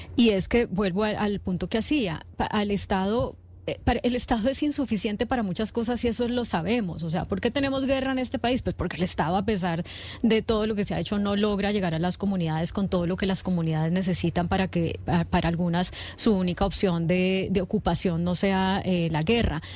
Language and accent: Spanish; Colombia; como colombianos